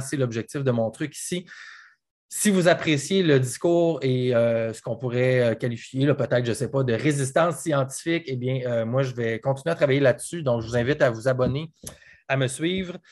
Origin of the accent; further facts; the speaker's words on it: Quebec, Canada; moved away; je pense à ma région, à moi, moi, je viens du Saguenay-Lac-Saint-Jean, puis je pense à toute ma, ma gang là-bas